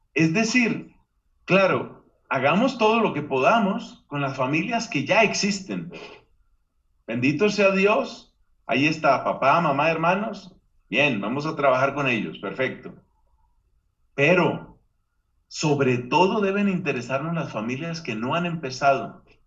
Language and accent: Spanish; Colombia; Hubo una época en mi país, Colombia